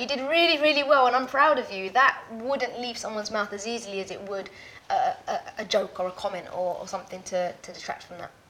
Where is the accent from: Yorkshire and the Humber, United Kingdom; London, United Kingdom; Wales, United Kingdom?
London, United Kingdom; Ilford; born or raised there; also born or lived in Caribbean